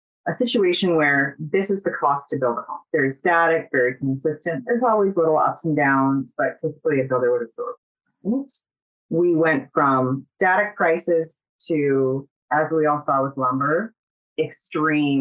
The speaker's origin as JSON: {"language": "English", "town": "Kenora", "region": "Ontario", "country": "Canada", "tie": "born or raised there", "moved": "yes", "lives_now": "Calgary, Canada", "said": "I'm from Northern Ontario. I was born and raised on the lake"}